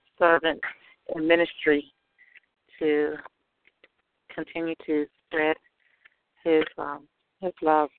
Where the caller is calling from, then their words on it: Atlanta, Georgia, United States; I'm calling from Atlanta